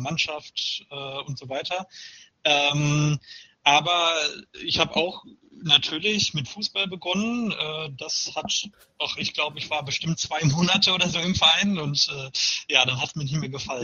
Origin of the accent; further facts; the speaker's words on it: Paderborn, North Rhine-Westphalia, Germany; now in Mainz, Germany; meiner Geburtsstadt Paderborn und äh, meiner aktuellen äh, meinem aktuellen Wohnort Mainz